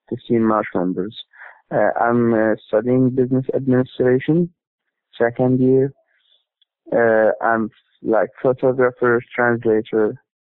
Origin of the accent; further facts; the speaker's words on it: Gaza Strip, Palestine; English is a second language